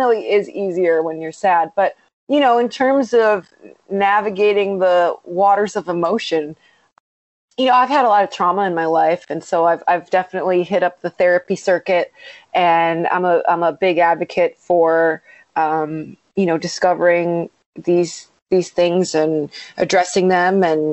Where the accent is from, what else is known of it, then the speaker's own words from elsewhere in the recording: Strongsville, Ohio, United States; moved away as an adult; now in Los Angeles, United States; when I was growing up in Ohio